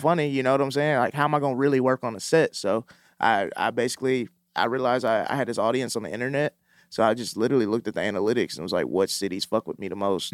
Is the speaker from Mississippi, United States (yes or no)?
yes; Mississippi, United States; moved away; I'm from Mississippi